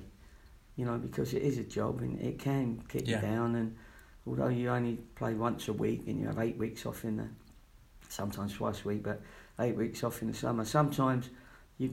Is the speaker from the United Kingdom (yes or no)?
yes; London, United Kingdom; also born or lived in Watford / Latvia / Yeovil; now in Bristol, United Kingdom; I was born in Fulham, so I wasn't a million miles away from Watford